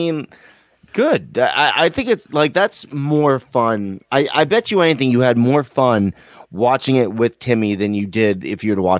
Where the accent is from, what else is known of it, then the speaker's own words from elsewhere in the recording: United States; I'm American, baby.